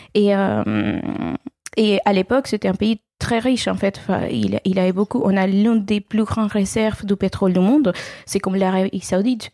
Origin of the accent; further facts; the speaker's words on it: Venezuela; French is a second language; moved away as an adult; also born or lived in Caracas; now in France; J'ai fait une grande partie de mes études euh, au Venezuela, mon pays d'origine